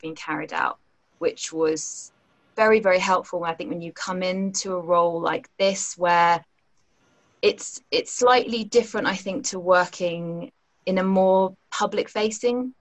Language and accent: English; London, United Kingdom; I grew up in Wimbledon, so I know the area well